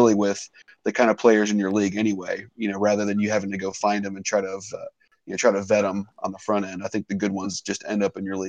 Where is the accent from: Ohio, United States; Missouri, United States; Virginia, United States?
Ohio, United States; Cincinnati; I'm from Cincinnati